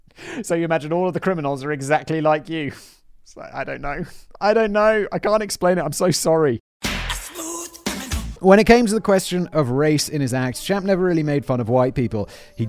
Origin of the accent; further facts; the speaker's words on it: England, United Kingdom; accent: south of England; I'm British, but it's been a long time since I lived in England, and other people's accents like rub off on you a little bit. And I also have a south of England, quite impressionable accent, I think.